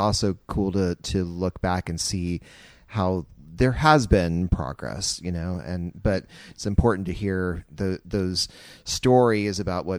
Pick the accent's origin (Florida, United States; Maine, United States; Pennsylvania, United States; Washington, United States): Florida, United States; Winter Park; I was born in Winter Park